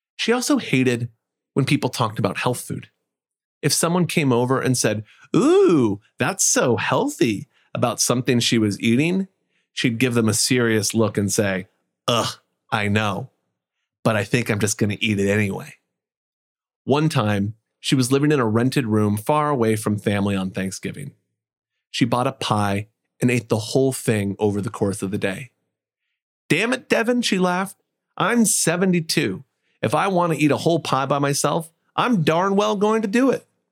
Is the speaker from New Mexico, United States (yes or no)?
no; Indiana, United States; Growing up in Indiana, San Jose was significantly further away than Michigan